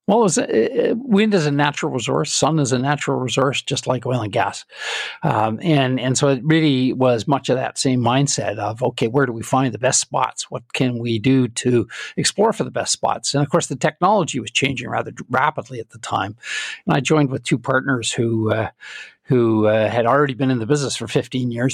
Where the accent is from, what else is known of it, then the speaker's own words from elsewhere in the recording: Calgary, Alberta, Canada; I'm Canadian, and I was born and raised in Calgary.